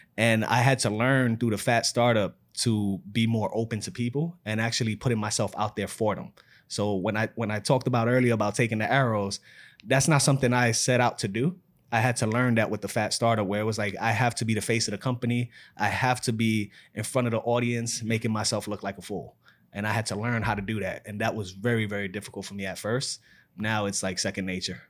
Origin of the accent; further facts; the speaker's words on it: New York City, New York, United States; I'm from New York City, born and raised in the Bronx